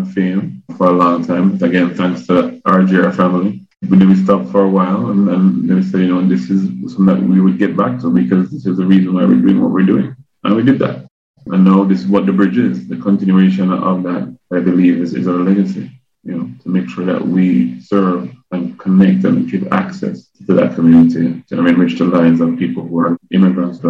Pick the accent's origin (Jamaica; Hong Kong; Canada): Jamaica; Kingston; now in United States; I grew up in Kingston